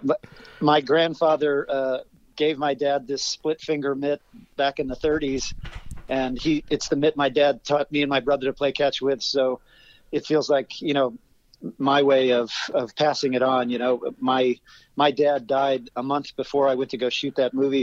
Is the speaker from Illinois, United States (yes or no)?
no; Ohio, United States; moved away as an adult; also born or lived in Cleveland, Ohio / Chicago; I grew up in Ohio mm-hmm. on a mm-hmm. farm